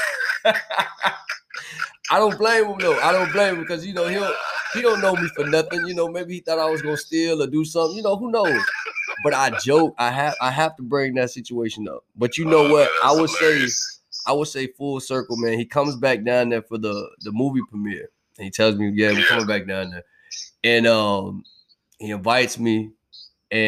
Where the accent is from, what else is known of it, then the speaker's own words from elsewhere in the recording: Florida, United States; I'm from Florida